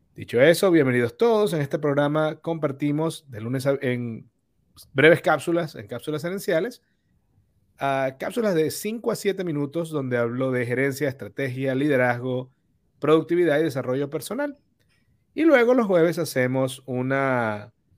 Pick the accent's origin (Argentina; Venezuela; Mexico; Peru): Venezuela; tú y yo somos venezolanos